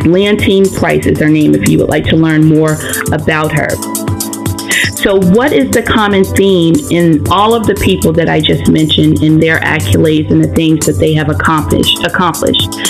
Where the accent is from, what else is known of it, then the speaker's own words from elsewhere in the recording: Anson County, North Carolina, United States; also born or lived in Charlotte, North Carolina / Maryland; I grew up uh, in Maryland for like the first uh, I guess eight nine years of my life, and then I moved to the wonderful metropolis Anson County, and um, I, I graduated from high school there, Anson County, North Carolina